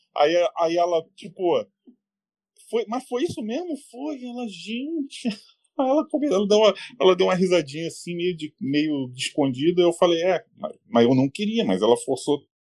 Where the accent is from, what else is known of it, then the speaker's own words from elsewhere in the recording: Rio de Janeiro, Brazil; moved away as an adult; now in São Paulo, Brazil; eu sou carioca. Em dois mil e seis, eu estava no Rio de Janeiro, tá? Nessa época que eu moro em São Paulo hoje